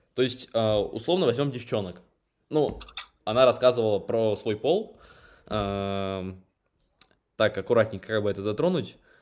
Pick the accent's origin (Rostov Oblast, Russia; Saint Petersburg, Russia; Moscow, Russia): Moscow, Russia; moved away; я сам родился в Москве, но живу в провинции